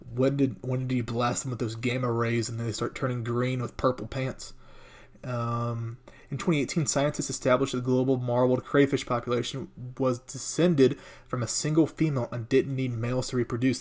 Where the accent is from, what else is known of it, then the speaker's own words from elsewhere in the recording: United States; I'm American.